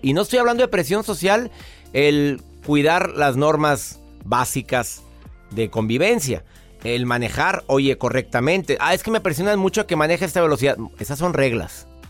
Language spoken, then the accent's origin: Spanish; Mexico; En mi país, México